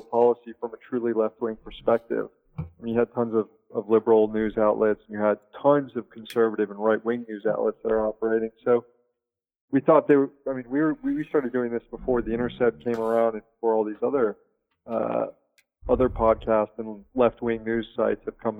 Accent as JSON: {"language": "English", "town": "Daytona Beach", "region": "Florida", "country": "United States", "moved": "yes", "said": "I'm from Florida originally, just about an hour south of Jacksonville, Daytona Beach."}